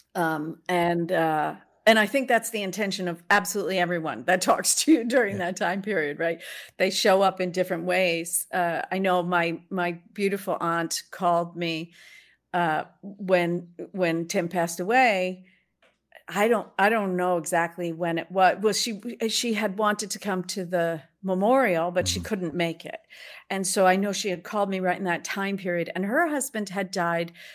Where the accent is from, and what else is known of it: Boston, Massachusetts, United States; born or raised there